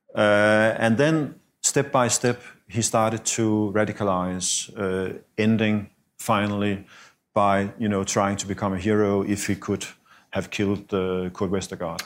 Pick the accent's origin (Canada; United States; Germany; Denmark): Denmark; moved away as an adult; also born or lived in Russia; I came back to Denmark from Russia in two thousand and four